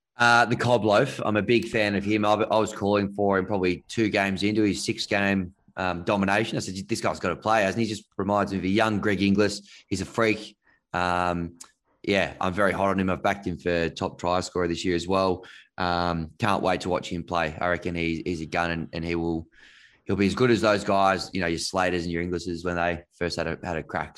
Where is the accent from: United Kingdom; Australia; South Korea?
Australia; Canberra, Australian Capital Territory; I grew up in Canberra.